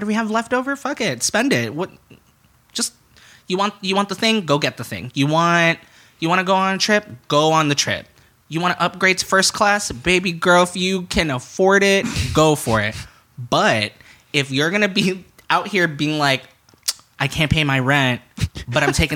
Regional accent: Chicago, Illinois, United States; I grew up in Wicker Park

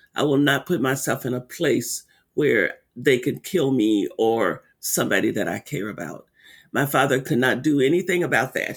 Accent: Arkansas, United States; when I was a little girl growing up in Arkansas, living on a sharecropping farm

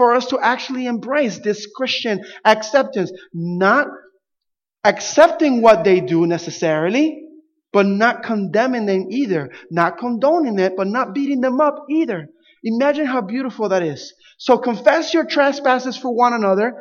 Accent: Camden, New Jersey, United States; growing up in Camden, New Jersey

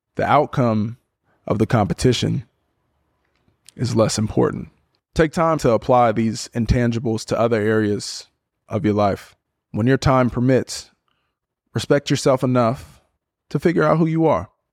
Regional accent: Portland, Oregon, United States; moved away as an adult; also born or lived in Berkeley, California / Stanford, California / Houston, Texas / Miami, Florida; born and raised in Portland, Oregon.

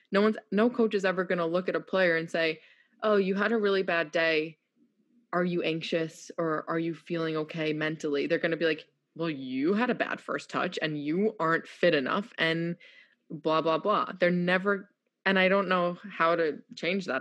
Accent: New York, United States; moved away as an adult; also born or lived in Houston; now in North Carolina, United States; I'm this feisty New Yorker.

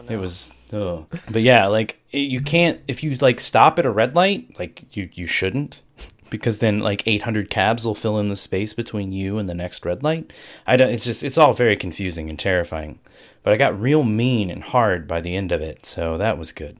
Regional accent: Ohio, United States; I'm from Ohio

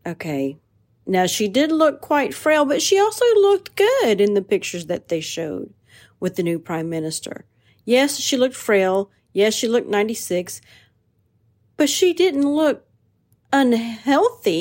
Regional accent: United States; I'm an American first

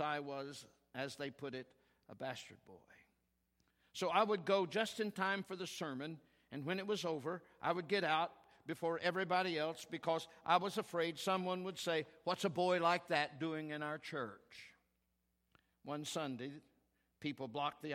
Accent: Oklahoma, United States; We're from Oklahoma

